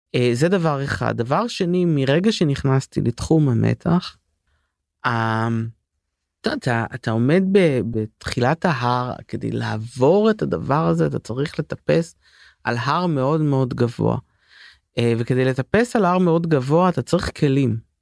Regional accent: Paris, Île-de-France, France; also born or lived in London; now in Israel; אני בפריז הייתי גדלתי שם

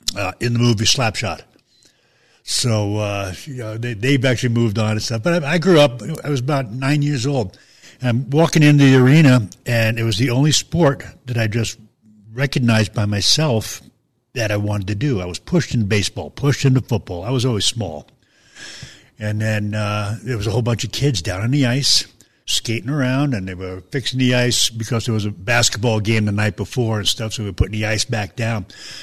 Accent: Long Island, New York, United States; moved away; I grew up in Long Island, New York.

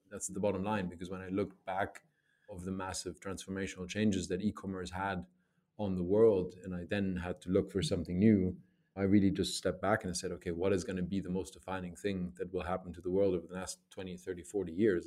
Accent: Germany; I grew up in Germany.

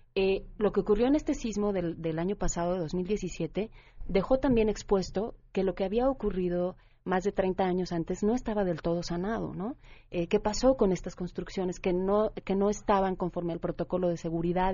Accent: Mexico; como mexicanos

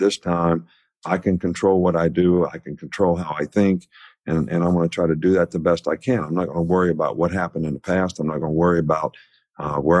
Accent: West Virginia, United States; where I grew up in West Virginia, there was nothing else

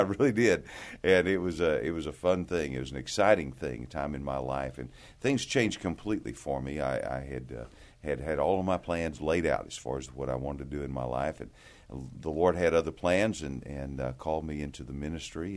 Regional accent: Amarillo, Texas, United States; I, I grew up here in Texas, grew up in the Panhandle in Amarillo

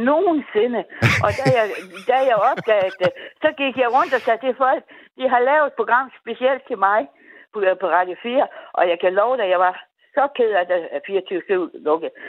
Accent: North Denmark Region, Denmark; vi kommer samme sted fra

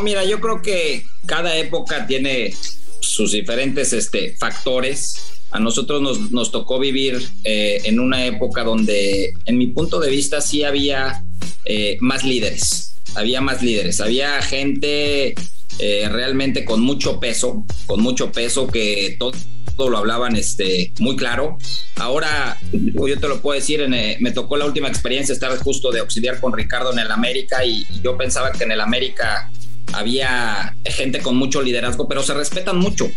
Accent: Mexico; nosotros como técnicos mexicanos

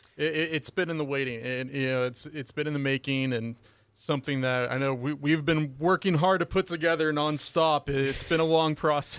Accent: Los Angeles, California, United States; moved away as an adult; also born or lived in Oregon; now in Hawaii, United States; I'm originally from Los Angeles, uh, and I, you know, played high school football, of course, over there

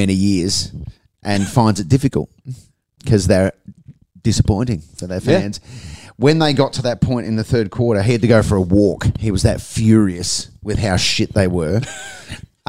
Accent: South Australia, Australia; moved away; Where I grew up in South Australia

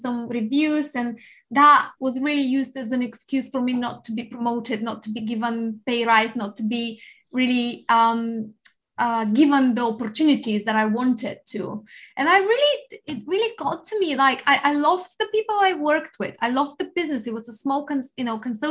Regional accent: Bulgaria; now in Winchester, United Kingdom; I come from Bulgaria. However, I live in Winchester in England, so Hampshire, lovely place of the UK. And I came here in 2007

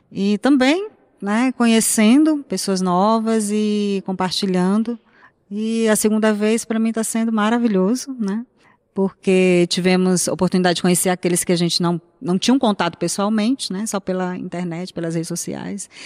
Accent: Teresina, Piauí, Brazil; eu sou de Teresina, Piauí, né? a nosso Nordeste.

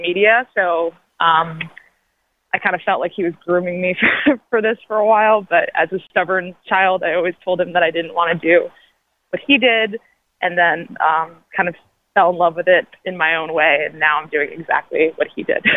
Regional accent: New York, United States; moved away; I'm from New York originally, and my dad was a long time sports writer at the New York Daily News

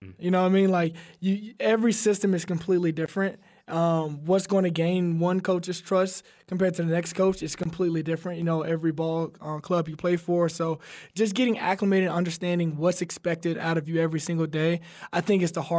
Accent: Alabama, United States; You know, and he's another Alabama guy. We're both from Alabama, so I got to tip my hat to him.

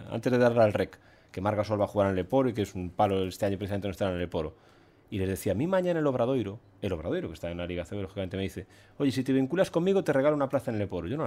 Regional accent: Ourense, Galicia, Spain; Pero yo soy de Orense no soy de Vigo ni de La Coruña.

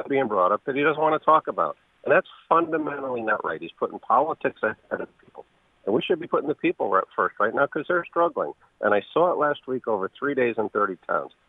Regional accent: New Haven, Connecticut, United States; I grew up in New Haven

